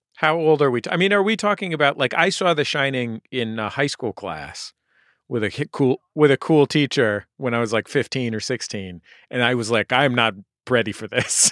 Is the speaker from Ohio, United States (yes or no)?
no; San Francisco, California, United States; I grew up in San Francisco where the priest in my church was gay